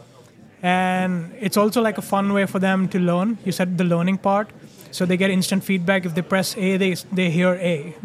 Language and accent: English; India; moved away as an adult; now in Netherlands; I'm Indian, moved to the Netherlands 6 years ago